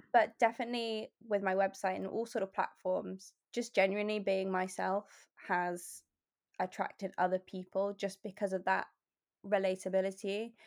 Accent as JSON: {"language": "English", "town": "Bath", "region": "South West England", "country": "United Kingdom", "tie": "born or raised there", "also_born_or_lived": "Lake District / Oxford / London / Australia", "moved": "as an adult", "lives_now": "Exeter, United Kingdom", "said": "I was born in the Lake District, um, and I moved to Bath when I was about four."}